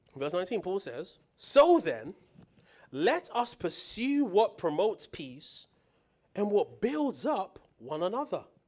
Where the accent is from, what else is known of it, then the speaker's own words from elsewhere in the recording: United Kingdom; moved away; coming from the U K